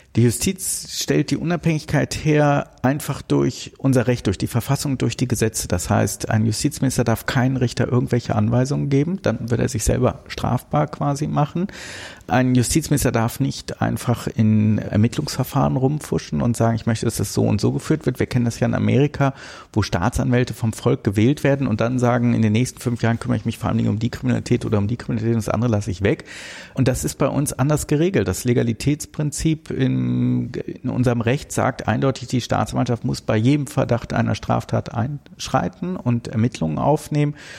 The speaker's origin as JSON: {"language": "German", "town": "Bonn", "region": "North Rhine-Westphalia", "country": "Germany", "tie": "born or raised there", "said": "ich bin in Bonn geboren, aber für Rheinländer quasi schon Migrantenkind, weil meine Eltern aus Berlin nach Bonn gezogen sind"}